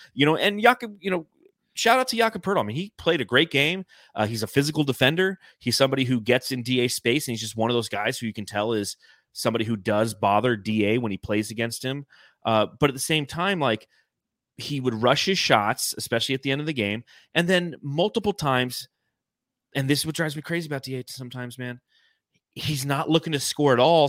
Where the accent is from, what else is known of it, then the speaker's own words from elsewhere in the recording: Los Angeles, California, United States; as a young child growing up in Los Angeles, you had the L A Kings